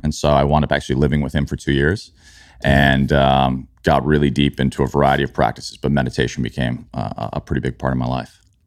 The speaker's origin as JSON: {"language": "English", "town": "Chicago", "region": "Illinois", "country": "United States", "tie": "born or raised there", "also_born_or_lived": "New York", "moved": "yes", "said": "where I grew up in Chicago"}